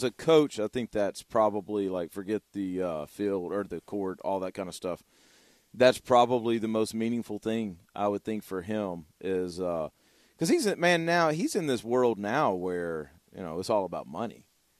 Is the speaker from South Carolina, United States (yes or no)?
no; Louisiana, United States; born there; also born or lived in Arkansas; I was born in Louisiana, and then I lived in Arkansas for 8 years before I moved here.